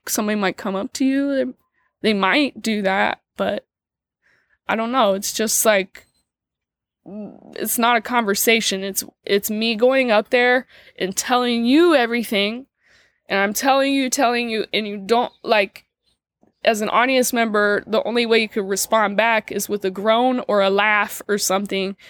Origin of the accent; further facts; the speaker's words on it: Dayton, Ohio, United States; moved away; I'm from Dayton, Ohio